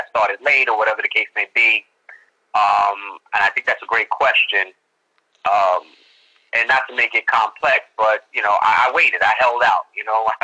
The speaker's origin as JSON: {"language": "English", "town": "New York City", "region": "New York", "country": "United States", "tie": "born or raised there", "said": "I'm from the Bronx, New York City. Yeah, my whole life, born and raised"}